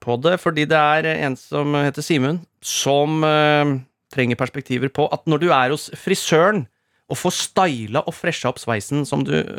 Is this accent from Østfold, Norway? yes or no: yes; Rakkestad, Østfold, Norway; moved away; Rakstad, mitt hjemsted